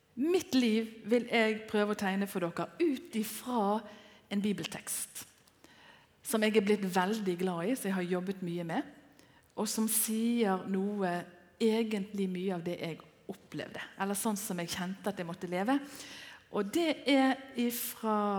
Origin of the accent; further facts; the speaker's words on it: Bergen, Vestland, Norway; moved away as an adult; den bydamen som jeg er fra Bergen